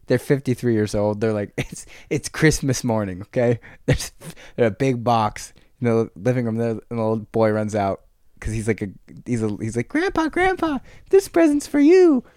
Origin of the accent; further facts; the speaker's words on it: San Jose, California, United States; "Where are you from?" And I said, "San Jose."